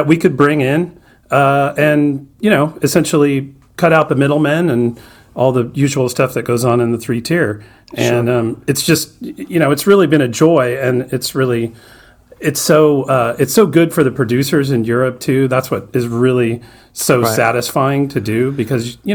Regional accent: Sacramento, California, United States; moved away as an adult; also born or lived in Anchorage, Alaska; I grew up in Sacramento, California

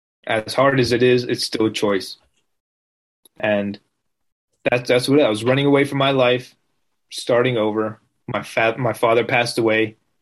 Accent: Las Vegas, Nevada, United States; born there; also born or lived in New Jersey; I was born in Vegas, but I was living in New Jersey, which I wasn't really fond of.

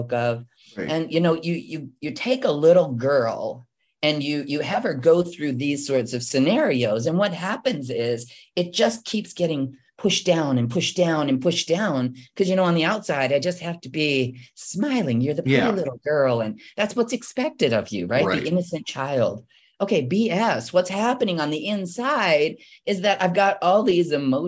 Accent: Midwest, United States; moved away; I was born and raised in the Midwest

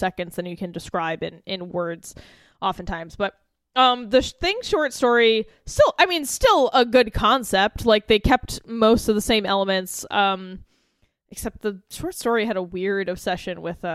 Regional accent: United States; my experience as being an American

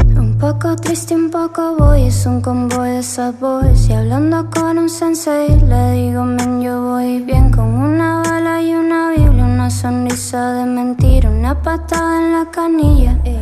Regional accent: Cuenca, Azuay, Ecuador; now in Denver, United States; Ahora resido aquí, pero soy de Cuenca, Ecuador

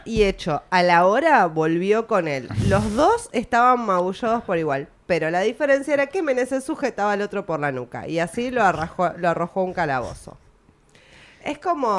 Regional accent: Argentina

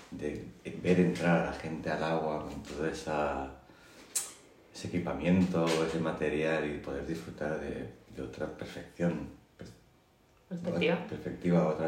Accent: Catalonia, Spain; soy de aquí, de Cataluña, de España.

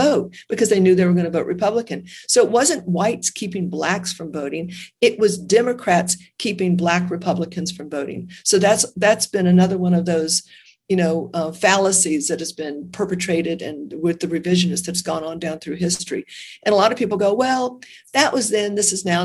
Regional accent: United States; I was born in America.

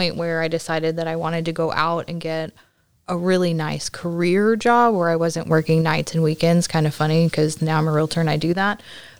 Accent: Dallas, Texas, United States; also born or lived in Oklahoma / Houston, Texas / League City, Texas; now in Alvin, United States; I was born in Oklahoma, grew up in Dallas. We moved here to Houston about the time I got into seventh grade. So I've been pretty much around League City, Alvin, since then.

